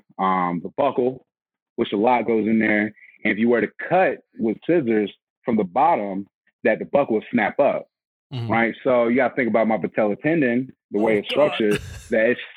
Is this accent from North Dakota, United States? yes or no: no; Atlanta, Georgia, United States; I'm from Atlanta, Georgia